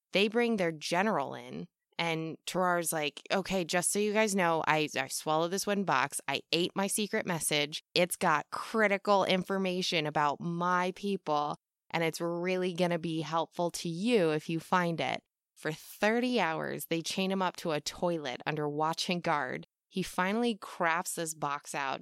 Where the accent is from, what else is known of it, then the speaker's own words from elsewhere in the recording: United States; I'm American, we aren't taught much in school about things that don't revolve ab-, around the U S